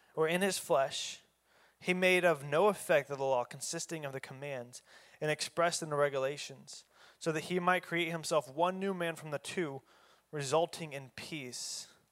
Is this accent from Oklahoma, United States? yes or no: yes; Oklahoma, United States; I'm from Oklahoma.